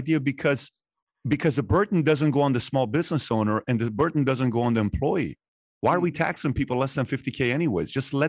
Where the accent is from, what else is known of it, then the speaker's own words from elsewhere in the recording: Iran; now in United States; I come here from Iran. We're about the same age, 1 year apart.